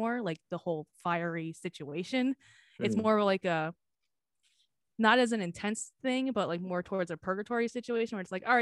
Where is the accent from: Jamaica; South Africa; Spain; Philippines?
Philippines; I am Filipino